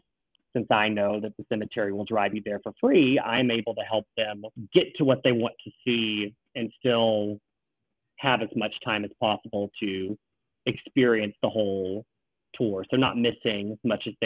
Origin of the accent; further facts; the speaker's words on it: Southeast, United States; now in Washington, D.C., United States; originally, I'm from the Southeast.